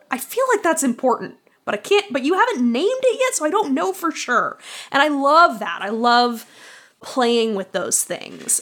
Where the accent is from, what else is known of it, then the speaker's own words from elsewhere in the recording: Boston, Massachusetts, United States; now in Chicago, United States; I grew up in Boston